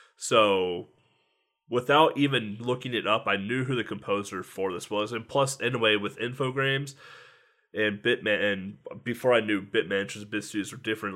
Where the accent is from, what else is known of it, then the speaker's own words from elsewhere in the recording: United States; I'm an American